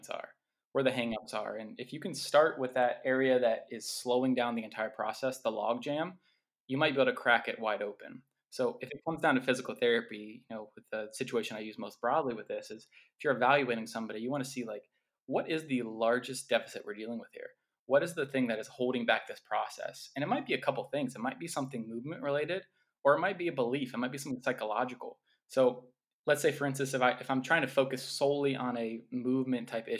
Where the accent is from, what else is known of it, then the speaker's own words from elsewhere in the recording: Columbus, Ohio, United States; I was born and raised in Columbus, Ohio, with a big Italian and a big Irish family.